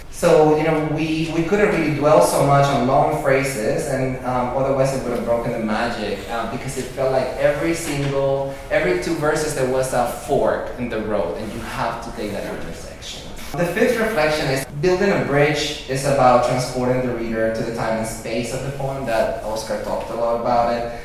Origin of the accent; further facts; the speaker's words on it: Venezuela; moved away; I was born and raised in Venezuela, '79, and but my parents are from Spain